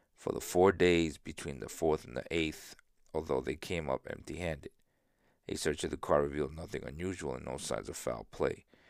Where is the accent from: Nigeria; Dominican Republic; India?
Dominican Republic; San Isidro; I was born in San Isidro. Not this San Isidro, but San Isidro in South, in, in Dominican Republic.